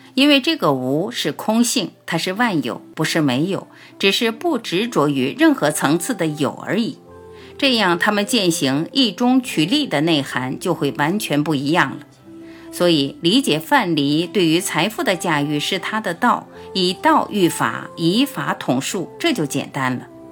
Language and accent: Chinese; China; 我们中国人